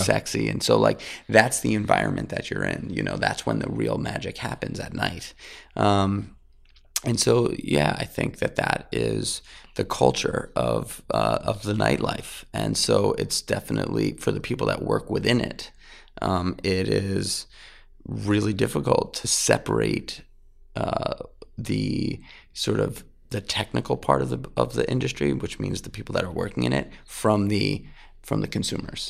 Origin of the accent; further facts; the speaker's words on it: New York City, New York, United States; I grew up in New York City, uh, in Manhattan